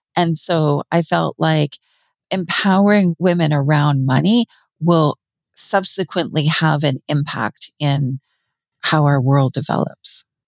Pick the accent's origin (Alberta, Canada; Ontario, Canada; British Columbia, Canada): British Columbia, Canada; Vancouver; now in rural British Columbia, Canada; I grew up in Vancouver, British Columbia